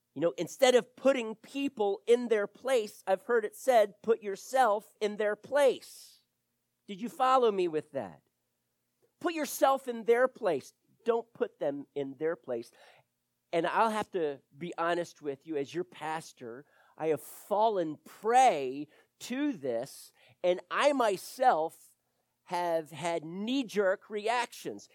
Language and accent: English; Wilmington, Delaware, United States; now in Florida, United States; I grew up in Wilmington, Delaware